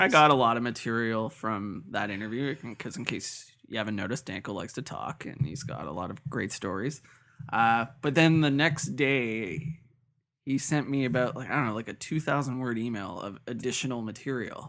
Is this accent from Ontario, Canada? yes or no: yes; Toronto, Ontario, Canada; I grew up in North York